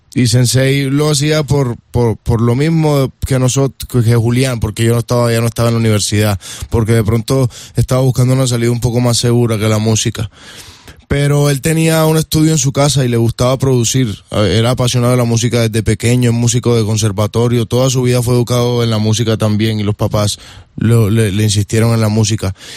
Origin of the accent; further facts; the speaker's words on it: Colombia; nosotros como buenos colombianos